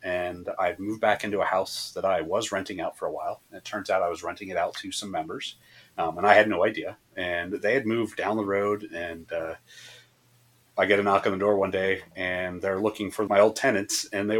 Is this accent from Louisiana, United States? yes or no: no; Massachusetts, United States; also born or lived in Florida; now in Texas, United States; Well, I'm from Massachusetts originally, but I moved down to Florida after my father died and had spent most of my life in Florida, and now I'm in Texas.